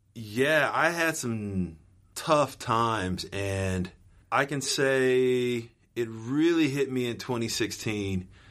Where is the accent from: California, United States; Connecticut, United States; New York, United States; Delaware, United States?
California, United States; Los Angeles; I had basically moved from uh, suburbia to here